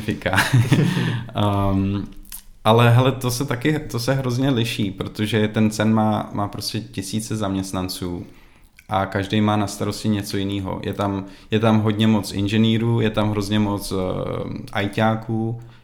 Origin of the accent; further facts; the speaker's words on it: Czechia; moved away as an adult; also born or lived in Prague; now in Sweden; jako Čech